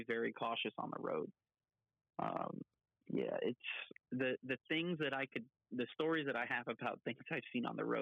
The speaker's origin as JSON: {"language": "English", "town": "North Miami", "region": "Florida", "country": "United States", "tie": "born or raised there", "moved": "yes", "said": "I grew up, and I was born in North Miami General Hospital, and my parents, the house that I grew up in was right behind the Miami Subs on 163rd Street"}